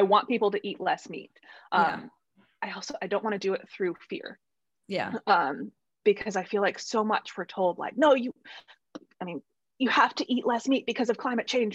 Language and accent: English; central Illinois, United States; moved away as an adult; I grew up in Illinois, central Illinois, and was there until I was about 27.